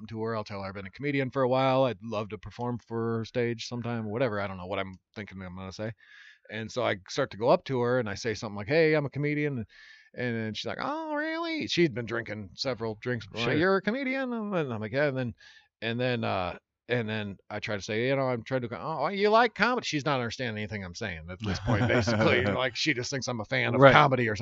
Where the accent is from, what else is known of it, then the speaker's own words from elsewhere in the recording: Iowa, United States; moved away; also born or lived in Oregon / Los Angeles; I'm from Iowa.